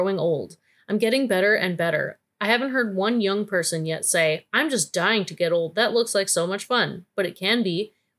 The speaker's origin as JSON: {"language": "English", "area": "near Wisconsin", "region": "Midwest", "country": "United States", "tie": "born or raised there", "said": "I was raised, I grew up very close to Wisconsin"}